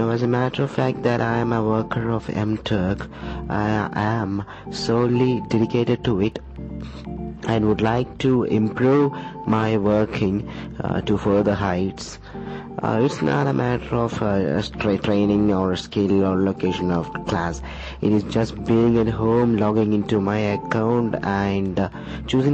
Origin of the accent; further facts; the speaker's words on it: India; I'm from India